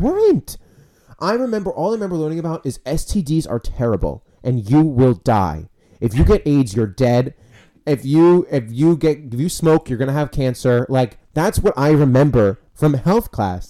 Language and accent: English; New York, United States; We grew up in New York. We're not in Texas